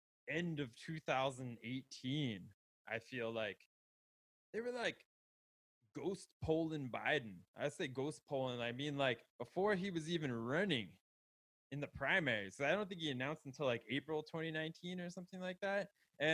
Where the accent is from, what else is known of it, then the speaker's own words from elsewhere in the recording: Florida, United States; well, I was in Florida forever, and I was there. I grew up in Palm Beach County